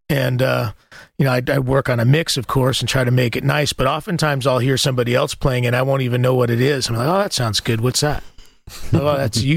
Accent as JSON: {"language": "English", "region": "the American West", "country": "United States", "said": "I'm from the American West"}